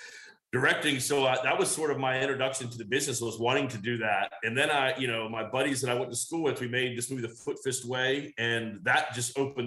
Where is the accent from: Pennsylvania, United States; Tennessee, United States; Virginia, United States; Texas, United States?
Virginia, United States; also born or lived in Georgia; now in Los Angeles, United States; I grew up in, I was born in Georgia. I grew up in Virginia